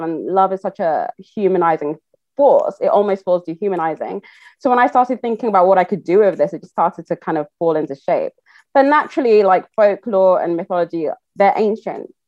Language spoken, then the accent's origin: English; Nigeria; I'm Yoruba, I'm Nigerian